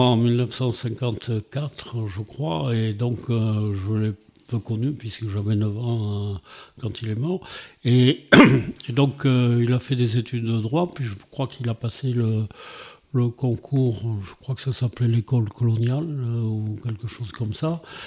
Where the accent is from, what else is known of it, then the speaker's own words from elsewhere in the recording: Montpellier, Occitania, France; moved away as an adult; also born or lived in Paris / Africa / Saint-André-de-Sangonis; je suis né à Montpellier en 1945 et donc j'ai vécu jusqu'à 20 ans à Montpellier